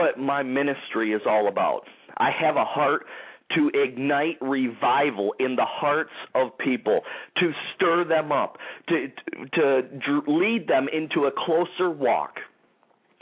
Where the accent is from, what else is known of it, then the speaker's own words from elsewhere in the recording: Detroit, Michigan, United States; the Detroit, Michigan area, my hometown